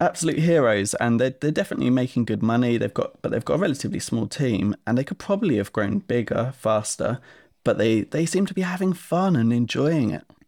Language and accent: English; Essex, East of England, United Kingdom; I grew up in Essex in England